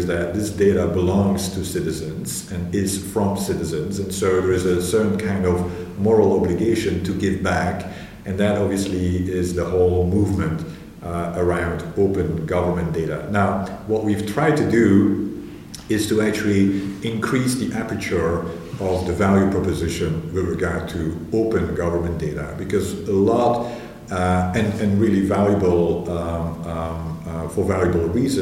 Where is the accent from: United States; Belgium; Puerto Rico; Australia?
Belgium; moved away as an adult; also born or lived in Glasgow; I'm initially from Belgium, where I was based